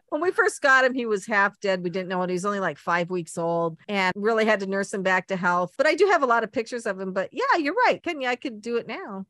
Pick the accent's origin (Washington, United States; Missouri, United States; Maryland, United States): Washington, United States; Seattle; moved away; I grew up in Seattle